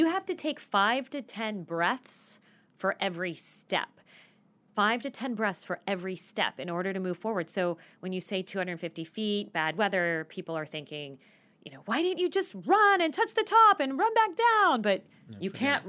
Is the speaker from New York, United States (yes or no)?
no; Phoenix, Arizona, United States; I grew up in Phoenix and I never got to shovel snow.